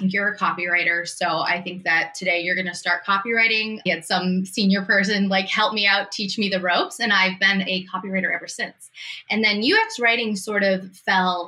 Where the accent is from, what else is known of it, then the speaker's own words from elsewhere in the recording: Massachusetts, United States; also born or lived in New York City; I moved from New York City back to Massachusetts. I'm from Massachusetts originally.